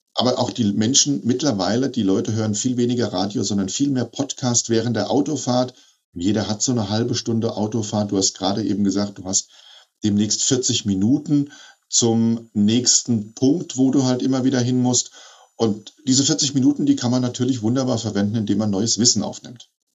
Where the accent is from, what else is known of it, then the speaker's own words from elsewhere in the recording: Hesse, Germany; bei uns in Hessen